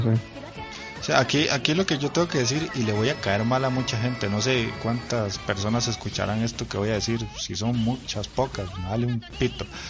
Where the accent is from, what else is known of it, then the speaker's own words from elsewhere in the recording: Cartago, Costa Rica; yo soy de Cartago